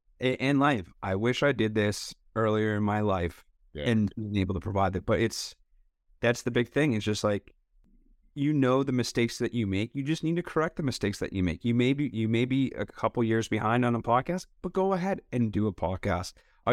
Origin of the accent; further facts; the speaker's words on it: Connecticut, United States; I'm from Fairfield County, Connecticut, which is about 30 miles north of New York City.